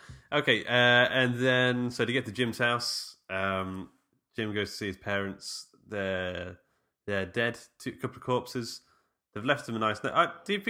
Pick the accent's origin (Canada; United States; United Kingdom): United Kingdom; Mansfield, East Midlands; born or raised there